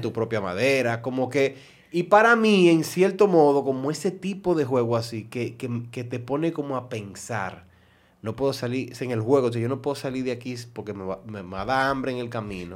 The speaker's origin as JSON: {"language": "Spanish", "town": "Santo Domingo Este", "region": "Distrito Nacional", "country": "Dominican Republic", "tie": "born or raised there", "said": "Yo siempre me crié en, en Alma Rosa Primera"}